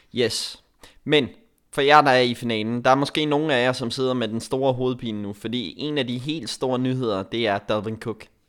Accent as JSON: {"language": "Danish", "country": "Denmark", "said": "Jeg er den eneste dansker"}